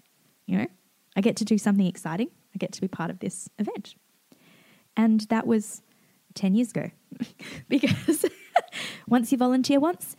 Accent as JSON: {"language": "English", "town": "Perth", "region": "Western Australia", "country": "Australia", "said": "But I came across from Perth. I set up my life here and I got a job in the Lego shop in Moonee Ponds"}